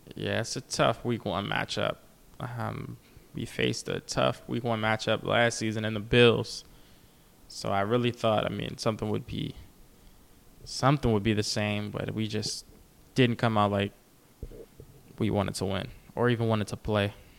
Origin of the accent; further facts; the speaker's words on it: Maryland, United States; I'm from Maryland